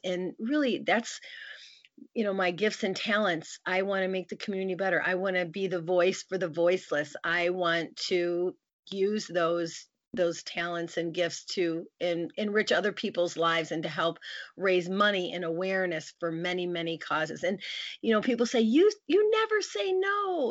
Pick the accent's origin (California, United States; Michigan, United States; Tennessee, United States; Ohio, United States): Michigan, United States; near Grand Rapids; moved away as an adult; now in Lansing, United States; went back to my hometown near Grand Rapids, Michigan